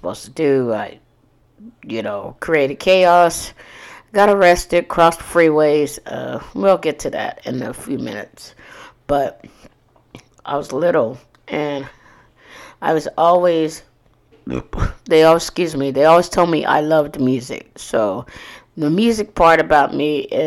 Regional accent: Corpus Christi, Texas, United States; Born and raised in Corpus Christi, Texas

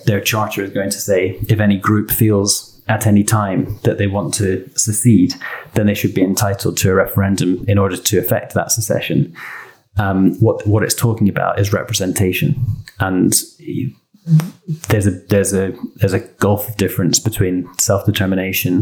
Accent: Scotland, United Kingdom; as a Scotsman

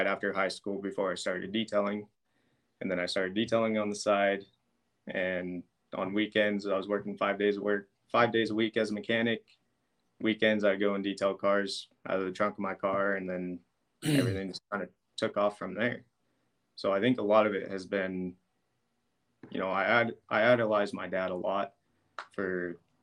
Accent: Brush, Colorado, United States; I was born and raised in Brush.

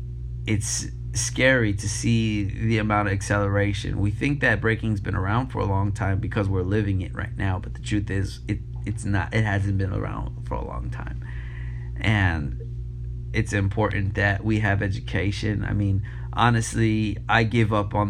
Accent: New York City, New York, United States; moved away; Being born and raised in New York City, coming up and breaking in New York, and then moving and traveling the world

